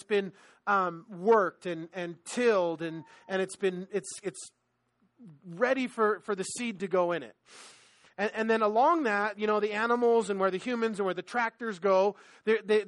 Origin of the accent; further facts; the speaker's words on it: Los Angeles, California, United States; I'm from LA, right? Like, I grew up in on Manhattan Beach Boulevard